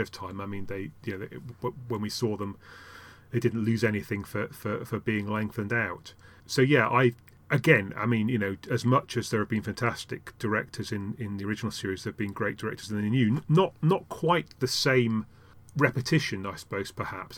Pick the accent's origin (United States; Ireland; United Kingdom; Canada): United Kingdom; Yorkshire and the Humber; I started out in, in, uh, in Yorkshire